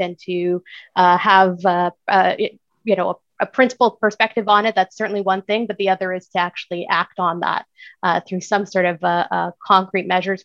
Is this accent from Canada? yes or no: no; Ramallah, West Bank, Palestine; moved away; I am Palestinian. I was born in Ramallah. Um, my family is still there.